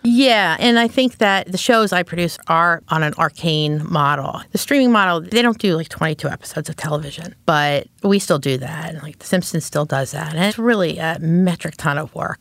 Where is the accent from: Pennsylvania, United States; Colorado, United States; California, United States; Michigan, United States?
Pennsylvania, United States; Philadelphia; moved away as an adult; also born or lived in New York; I grew up in Philadelphia